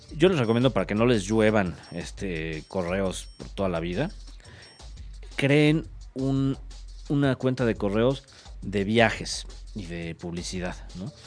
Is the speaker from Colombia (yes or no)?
no; Mexico; como mexicanos